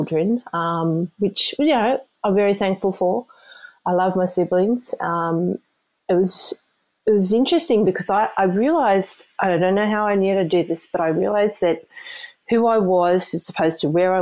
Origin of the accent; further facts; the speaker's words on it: Sydney, New South Wales, Australia; moved away as an adult; also born or lived in Queensland; now in United States; I'm originally from Australia. I grew up in a place called the Sutherland Shire.